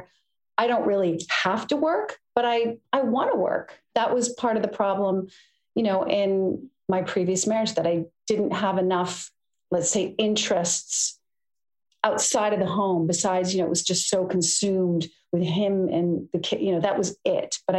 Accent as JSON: {"language": "English", "country": "United States", "said": "I'm American"}